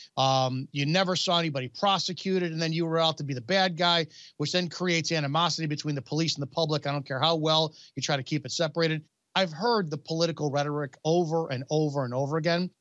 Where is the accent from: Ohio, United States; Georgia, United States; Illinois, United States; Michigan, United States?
Illinois, United States; Chicago; I'm from the Chicago area